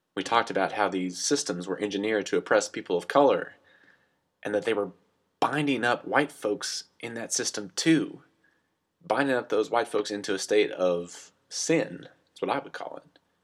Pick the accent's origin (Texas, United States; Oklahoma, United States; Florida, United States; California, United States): Texas, United States; West; accent: goofy southern accent; now in Pennsylvania, United States; I come from West Texas, and I grew up with a Christian background